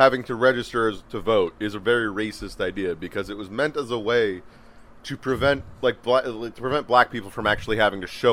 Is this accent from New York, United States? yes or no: no; San Francisco, California, United States; I'm from San Francisco